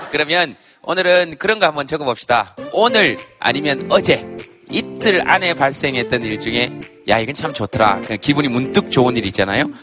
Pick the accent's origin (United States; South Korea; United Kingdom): United Kingdom; accent: British; 저는 약간 영국식 악센트가 있어서.